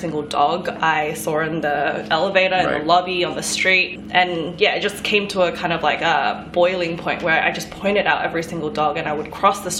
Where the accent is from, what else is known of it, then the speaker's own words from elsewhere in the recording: Sydney, New South Wales, Australia; moved away as an adult; also born or lived in South Korea; now in New York, United States; I was born and raised in Sydney. So all my life I had been in Sydney. I lived in Asia for a little bit, for about 8 months in South Korea.